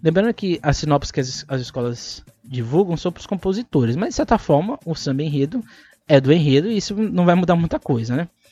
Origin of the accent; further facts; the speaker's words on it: São Paulo, Brazil; para nós que somos de São Paulo